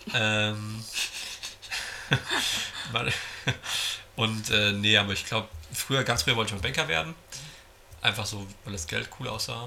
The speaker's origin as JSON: {"language": "German", "town": "Giessen", "region": "Hesse", "country": "Germany", "tie": "born or raised there", "said": "Ich komme aus Gießen"}